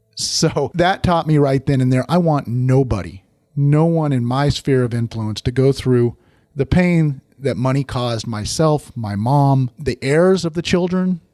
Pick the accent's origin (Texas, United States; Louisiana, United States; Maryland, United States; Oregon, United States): Oregon, United States; I grew up in Oregon.